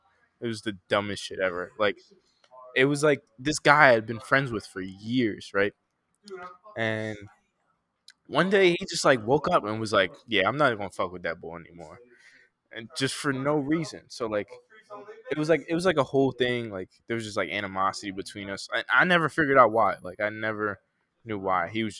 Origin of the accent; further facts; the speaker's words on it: Philadelphia, Pennsylvania, United States; I'm from Philly, but like I moved around so much. So like I went to like 7 different schools. Started in North Philly at Howe